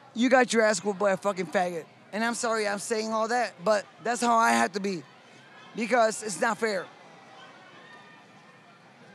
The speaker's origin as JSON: {"language": "English", "town": "Chicago", "region": "Illinois", "country": "United States", "tie": "born or raised there", "said": "I was born and raised in Chicago"}